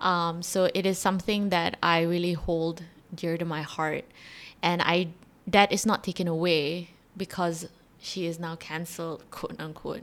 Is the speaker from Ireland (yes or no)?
no; Malaysia; I am a Malaysian, Malay, Muslim girl